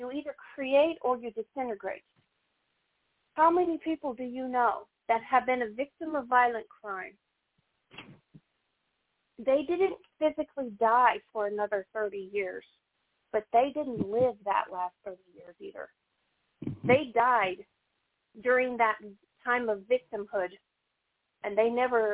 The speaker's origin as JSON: {"language": "English", "region": "the South", "country": "United States", "also_born_or_lived": "Missouri", "said": "I'm from the South"}